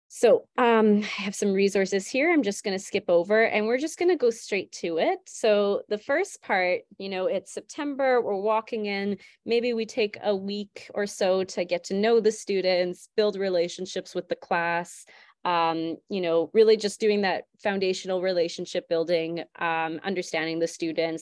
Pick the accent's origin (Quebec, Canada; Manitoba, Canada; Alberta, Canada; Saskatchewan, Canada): Alberta, Canada; St. Albert; also born or lived in Fort McMurray; I'm originally from Saint Albert, so I ended up moving back